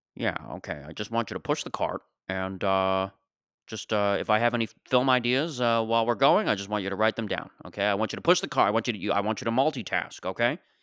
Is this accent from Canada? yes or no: yes; Mississauga, Ontario, Canada; I grew up in Mississauga, Ontario